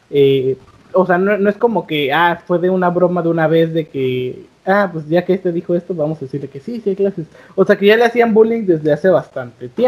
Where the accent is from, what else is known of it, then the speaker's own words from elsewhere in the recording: United States; bueno, yo sí soy gringo, ustedes no